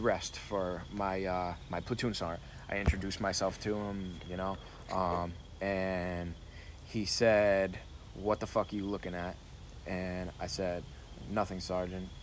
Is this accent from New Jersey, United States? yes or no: no; Rhode Island, United States; I grew up in Rhode Island